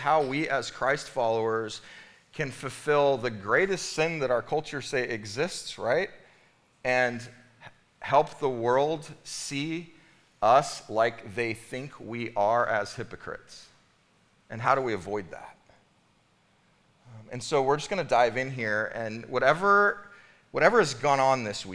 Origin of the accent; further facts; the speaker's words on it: Bakersfield, California, United States; moved away; I'm from Bakersfield, California, right? Where right now it's probably 115 degrees. And I have acclimated